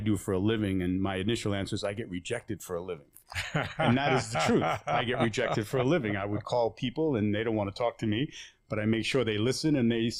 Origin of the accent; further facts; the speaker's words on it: New York City, New York, United States; now in Santa Clarita, United States; I grew up in downtown Bensonhurst, first of all, and people ask me, what is downtown Bensonhurst? That's the heart of Bensonhurst, Brooklyn